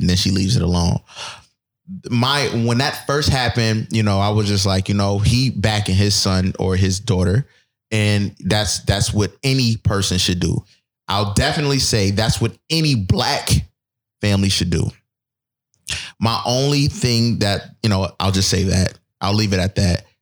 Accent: Buffalo, New York, United States; moved away; I'm from Buffalo

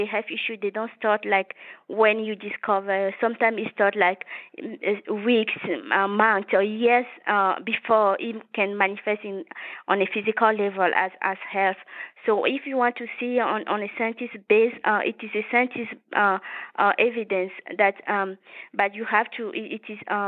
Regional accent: Togo; now in United States; I was born in West Africa, in a small country called Togo. Which is a French-speaking country. So I was raised by my mom.

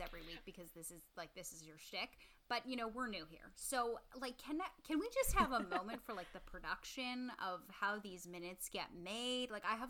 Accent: Winnipeg, Manitoba, Canada; now in Toronto, Canada; I'm now in Toronto, but I grew up in Winnipeg.

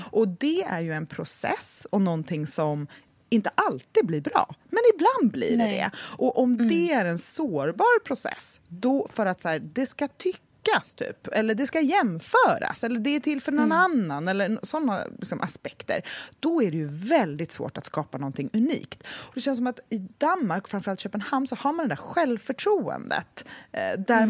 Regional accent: Gothenburg, Västra Götaland, Sweden; now in Stockholm, Sweden; min uppväxt i Göteborg

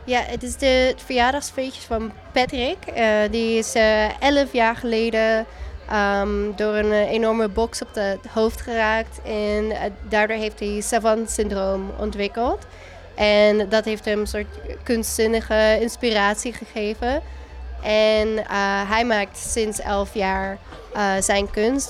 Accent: Netherlands; now in United States

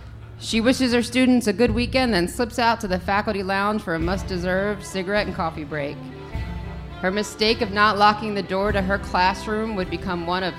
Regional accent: Chicago, Illinois, United States; moved away; we are from Chicago.

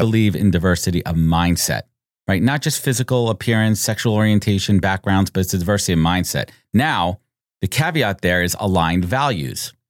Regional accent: New York, United States; Born and raised in New York

